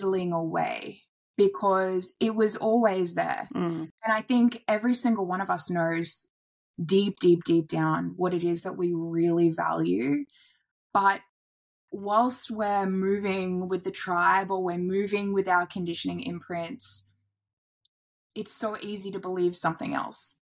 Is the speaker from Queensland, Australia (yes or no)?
yes; Airlie Beach, Queensland, Australia; moved away; I relocated out of the city back to my hometown in Airlie Beach